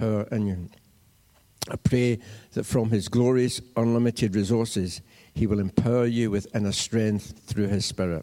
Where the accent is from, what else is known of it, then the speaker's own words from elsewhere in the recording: Cumnock, Scotland, United Kingdom; I grew up in Cumnock